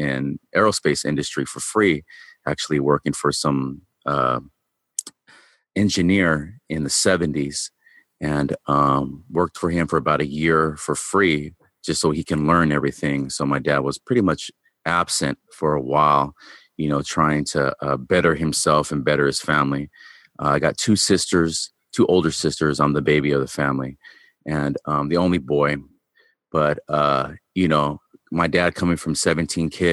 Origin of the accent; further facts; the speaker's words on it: Long Beach, California, United States; also born or lived in Bellflower, California; I was born in Long Beach, California. I live in Bellflower, California now.